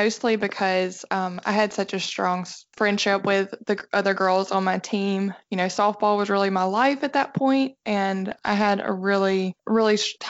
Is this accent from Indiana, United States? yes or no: no; Alabama, United States; That's right. And you can probably tell by my accent.